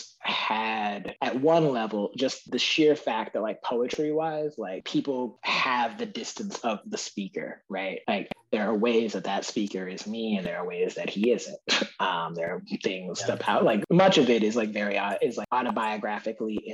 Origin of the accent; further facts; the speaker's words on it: the American North, United States; now in Mississippi, United States; being a Northerner who like travels and like travels to and lives in the American South